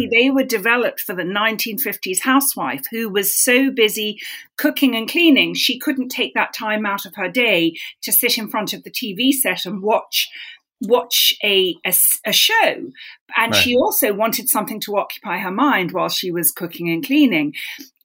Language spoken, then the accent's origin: English; London, United Kingdom; moved away; I grew up in London London is like a series of villages all knitted together. So my village was Hampstead